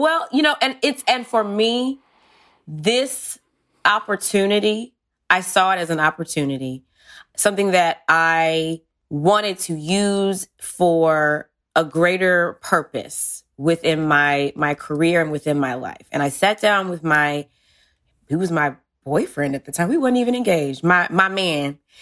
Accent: Georgia, United States; moved away; I'm from Georgia originally

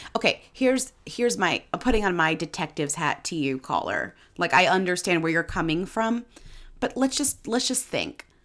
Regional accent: Newton, Massachusetts, United States; I'm from Newton, Massachusetts

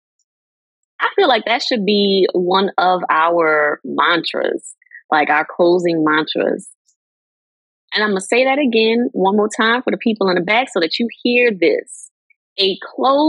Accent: New Orleans, Louisiana, United States; New Orleans till

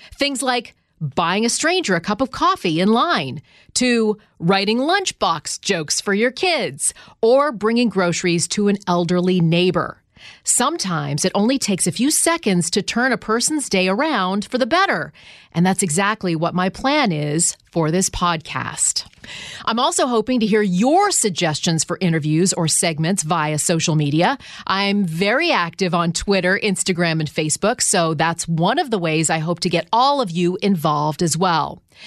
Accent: Ottawa, Ontario, Canada; moved away; my hometown of Ottawa, Canada

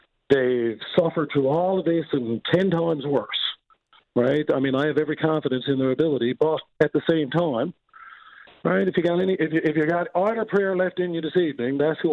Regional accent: Newfoundland and Labrador, Canada; We don't have hurricanes in Newfoundland.

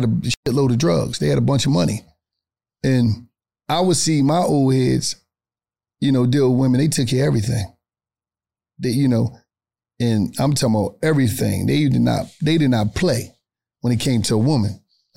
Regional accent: Atlanta, Georgia, United States; I'm a street nigga and I'm from the West End in Atlanta

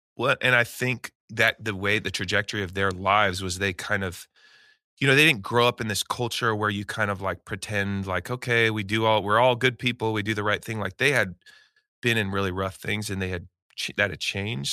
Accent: Eugene, Oregon, United States; moved away as an adult; I grew up in Eugene, Oregon

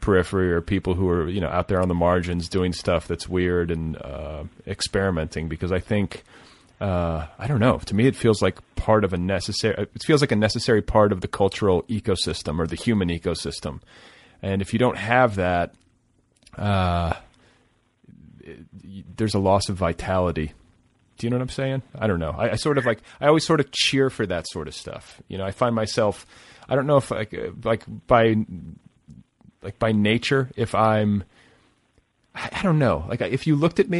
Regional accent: Indiana, United States; I was just from Indiana

